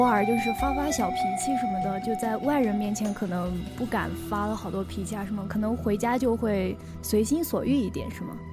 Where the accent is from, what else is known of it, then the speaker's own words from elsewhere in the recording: northern China, China; moved away as an adult; now in Yunnan, China; 我毕竟是从一个北方来到了南方